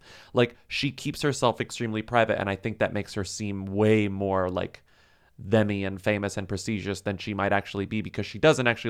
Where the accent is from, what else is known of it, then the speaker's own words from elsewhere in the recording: Beverly Hills, California, United States; We grew up in Beverly Hills, and my dad is rich and is friends with Brian Grazer.